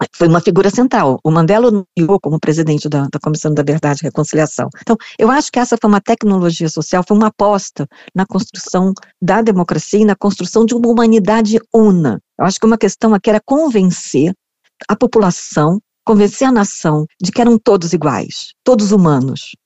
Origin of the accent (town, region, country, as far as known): Brazil; now in South Africa